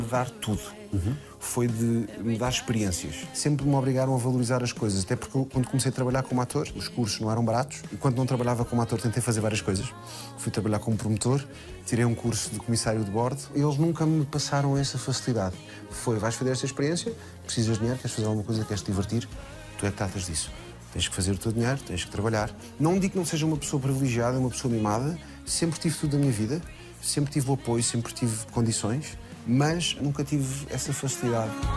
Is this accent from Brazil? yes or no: no; Portugal; eu nasci em Portugal